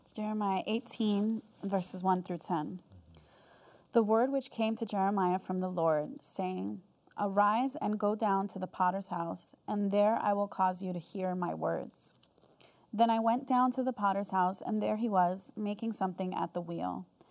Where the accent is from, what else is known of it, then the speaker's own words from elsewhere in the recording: United States; also born or lived in South Korea; I'm American